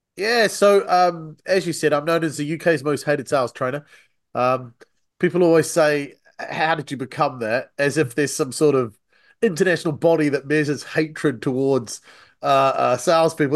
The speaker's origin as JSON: {"language": "English", "country": "New Zealand", "accent": "Antipodean", "moved": "yes", "lives_now": "United Kingdom", "said": "I'm originally from New Zealand"}